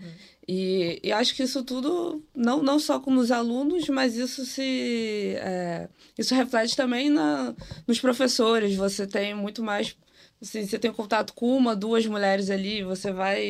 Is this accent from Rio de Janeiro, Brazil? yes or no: yes; Rio de Janeiro, Brazil; tenho 25 anos, sou aqui do Rio de Janeiro